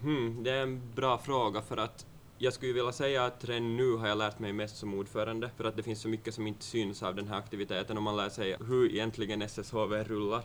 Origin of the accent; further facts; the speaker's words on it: Vaasa, Ostrobothnia, Finland; Jag är från Västervik som är lite norr om Vasa, ungefär 28 kilometer